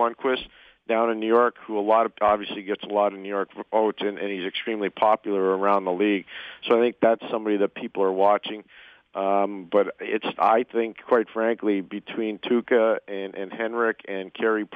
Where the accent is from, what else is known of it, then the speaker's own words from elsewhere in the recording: Montreal, Quebec, Canada; I come from Montreal.